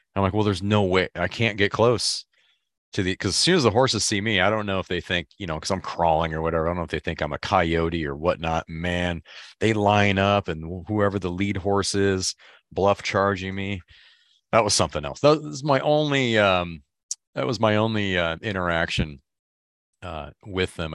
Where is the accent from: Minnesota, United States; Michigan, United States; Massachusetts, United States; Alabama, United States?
Michigan, United States; I'm from Michigan